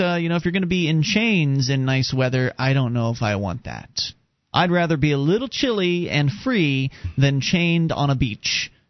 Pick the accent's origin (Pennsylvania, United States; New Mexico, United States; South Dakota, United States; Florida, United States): Florida, United States; moved away; I was from Florida.